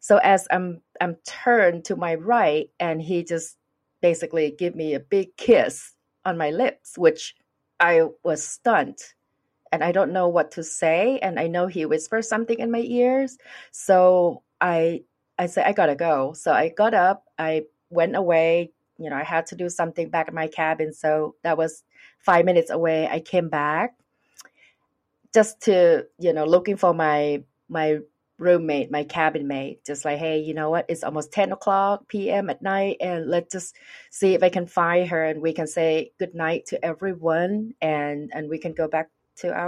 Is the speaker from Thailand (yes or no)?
yes; Thailand; English is a second language; moved away; I'm from Thailand